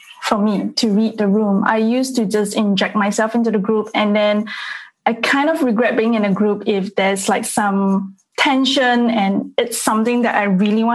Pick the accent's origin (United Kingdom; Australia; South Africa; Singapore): Singapore; I'm actually from Singapore